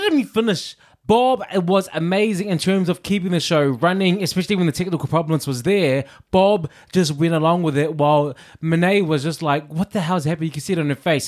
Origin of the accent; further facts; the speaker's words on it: New Zealand; moved away as an adult; also born or lived in London; New Zealand boy in London for the first time